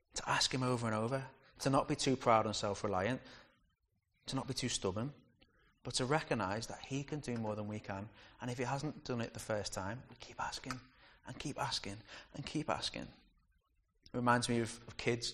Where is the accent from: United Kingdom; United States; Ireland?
United Kingdom; We're too British sometimes